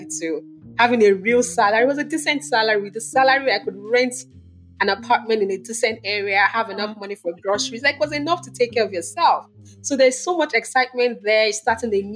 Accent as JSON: {"language": "English", "region": "Lagos", "country": "Nigeria", "tie": "born or raised there", "also_born_or_lived": "Kinshasa, Democratic Republic of the Congo", "said": "We grew up in Lagos"}